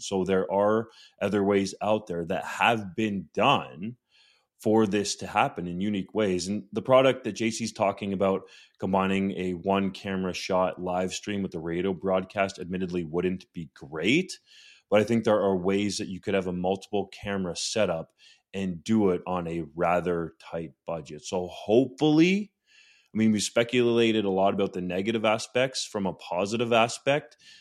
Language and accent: English; Guelph, Ontario, Canada; I'm from Guelph and went to the University of Guelph